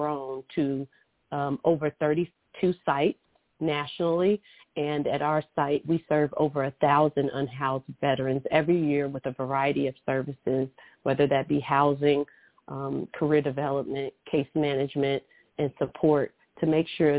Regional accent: Louisville, Kentucky, United States; moved away as an adult; also born or lived in Alabama / California; I grew up in Louisville, Kentucky.

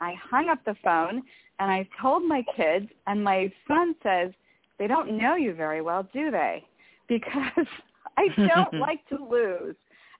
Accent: Arizona, United States; So I worked for a retail store, and I came from Arizona

